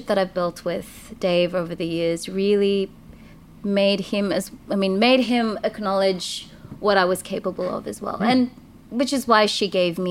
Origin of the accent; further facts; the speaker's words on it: Tamil Nadu, India; also born or lived in Sydney, Australia; now in Australia; I'm from Tamil Nadu, and we're like super conservative and super traditional